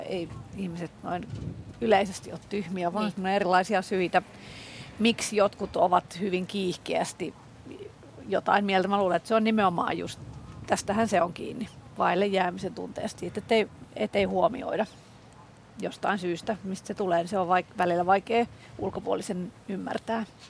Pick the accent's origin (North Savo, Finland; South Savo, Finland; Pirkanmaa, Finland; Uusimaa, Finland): Uusimaa, Finland; Helsinki; on Helsingistä kotosi